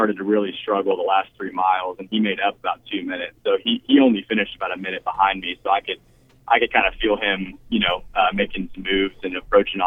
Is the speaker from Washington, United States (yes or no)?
no; Houston, Texas, United States; moved away as an adult; also born or lived in Waco, Texas; now in Little Rock, United States; We're actually Texans, though. I grew up in Houston